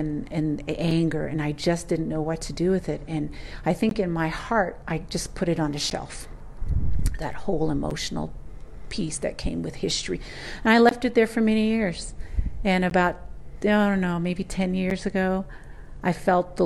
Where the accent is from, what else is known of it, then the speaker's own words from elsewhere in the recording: United States; growing up on the Navajo Nation with the schooling that I got